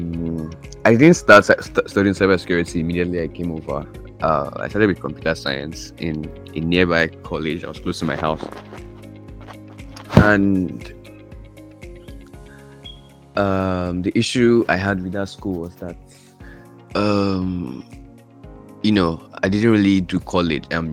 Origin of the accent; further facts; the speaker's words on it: Nigeria; first language English; moved away as an adult; English is my first language. Besides, Nigeria was a British colony.